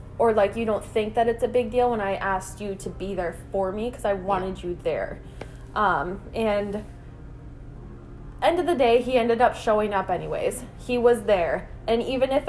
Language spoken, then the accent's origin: English; Iron Range, Minnesota, United States; accent: Minnesota; I'm from the Iron Range, so there's not much to do there, but they do have, like, a disc golf course, and that's what we would do. We would just go there, because we were 17 at the time